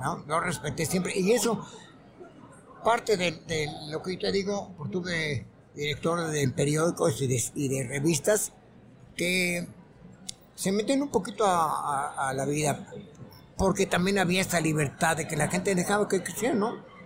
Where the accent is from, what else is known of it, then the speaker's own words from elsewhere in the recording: Veracruz, Mexico; moved away; mi, carácter como, como veracruzano era pues de, simpatía